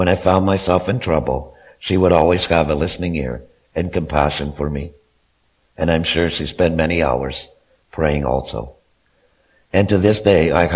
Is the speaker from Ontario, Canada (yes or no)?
yes; Kemptville, Ontario, Canada; also born or lived in Wesley Acres; I was born and raised in Kempville